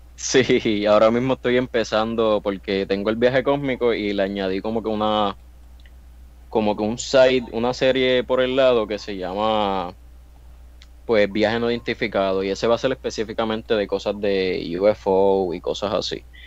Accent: Puerto Rico; soy boricua

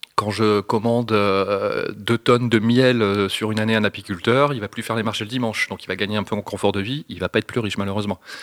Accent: northern France, France; je viens du nord de la France

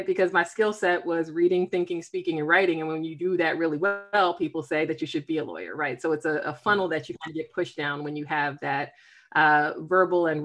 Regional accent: Philadelphia, Pennsylvania, United States; now in Silver Spring, United States; I am based in Silver Spring, Maryland. I'm originally from Philadelphia

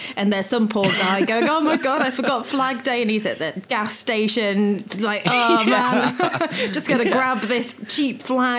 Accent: England, United Kingdom; I'm English.

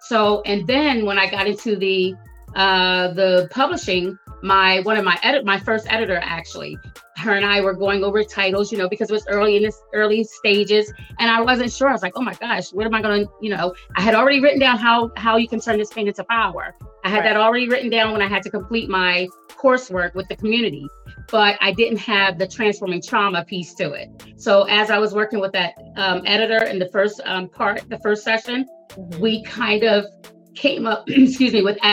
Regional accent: Delaware, United States; I'm from Delaware. I've spent most of my life in Delaware, 20 plus years in Newcastle County of Delaware.

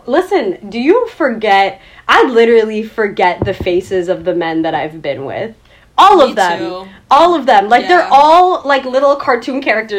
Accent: United States; I'm American.

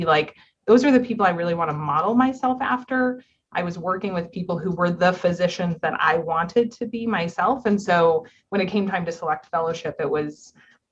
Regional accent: Orange County, Southern California, United States; moved away as an adult; also born or lived in Upstate New York / New York City; now in Chicago, United States; I'm from Southern California. I'm from Orange County

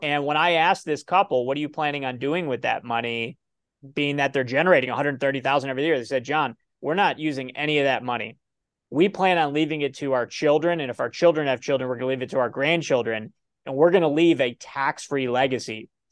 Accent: Ohio, United States; I'm from Ohio

